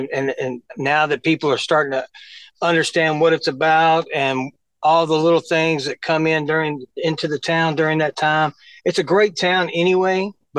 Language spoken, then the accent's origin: English; Cairoville, Tennessee, United States; also born or lived in Jackson, Tennessee; now in Martin, United States; I'm originally from Cairoville, Tennessee, where I went to high school.